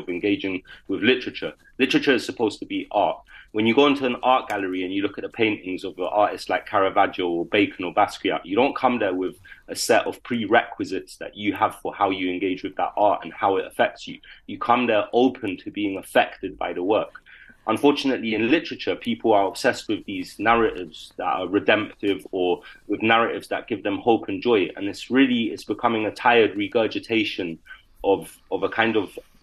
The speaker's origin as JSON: {"language": "English", "region": "London", "country": "United Kingdom", "tie": "born or raised there", "said": "my life growing up in London"}